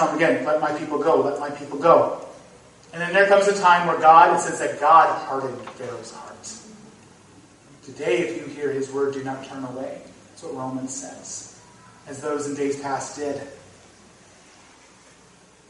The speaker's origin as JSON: {"language": "English", "region": "North Dakota", "country": "United States", "tie": "born or raised there", "moved": "yes", "lives_now": "Iowa, United States", "said": "I grew up in North Dakota."}